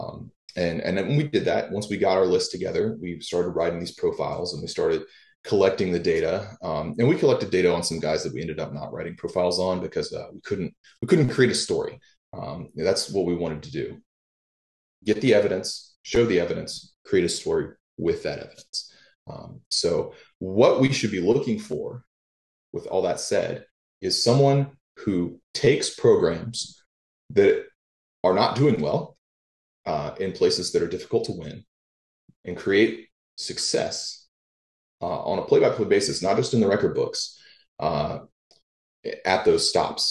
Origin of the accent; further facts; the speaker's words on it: Charleston, South Carolina, United States; I'm from Charleston, South Carolina